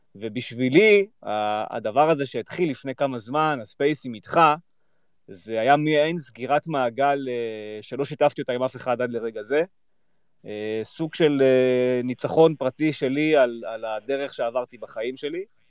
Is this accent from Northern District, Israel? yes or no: yes; Kfar Tavor, Northern District, Israel; גדלתי בכפר תבור, אה, רוב הילדות שלי הייתה בכפר תבור